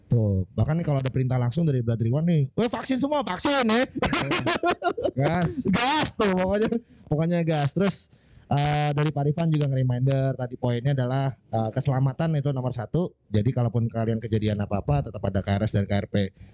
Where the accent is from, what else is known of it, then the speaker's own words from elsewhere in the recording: Bekasi, West Java, Indonesia; BNC itu gue orang Bekasi ya bro.